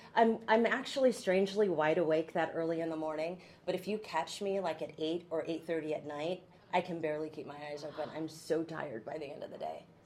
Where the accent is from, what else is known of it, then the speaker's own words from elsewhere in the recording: McMinnville, Oregon, United States; also born or lived in Baton Rouge, Louisiana; I'm from here. I grew up in McMinnville, which is not too far from here.